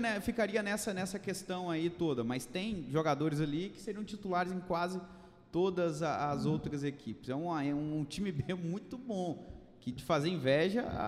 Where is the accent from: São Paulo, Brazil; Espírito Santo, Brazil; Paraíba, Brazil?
Espírito Santo, Brazil; Piaçu; moved away; lá em Piaçu, de onde eu vim